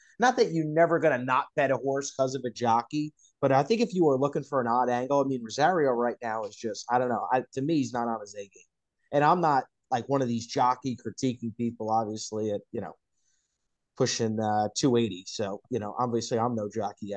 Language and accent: English; New Jersey, United States; accent: Jersey; My jersey accent